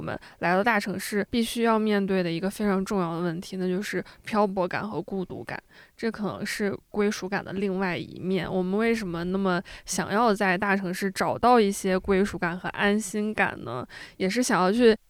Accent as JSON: {"language": "Chinese", "town": "Shijiazhuang", "region": "Hebei", "country": "China", "also_born_or_lived": "Shanghai", "moved": "as an adult", "lives_now": "Beijing, China", "said": "我是石家庄人嘛，它嗯离北京非常近，基本嗯上石家庄人来北京工作、生活、读书是一个非常自然而然的路径"}